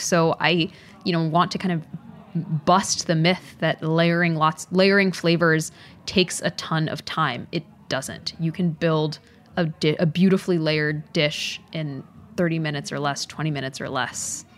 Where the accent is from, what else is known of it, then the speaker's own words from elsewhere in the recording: Dallas, Texas, United States; growing up in Dallas, there are all these amazing immigrant communities